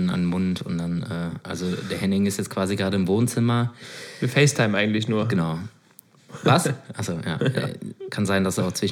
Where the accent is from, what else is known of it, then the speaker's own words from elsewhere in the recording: Switzerland; also, bin Schweizer.